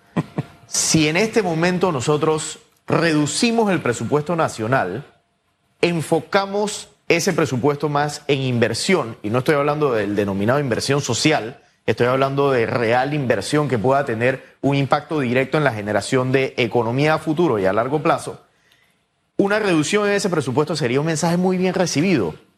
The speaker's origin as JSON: {"language": "Spanish", "country": "Panama", "said": "como panameños"}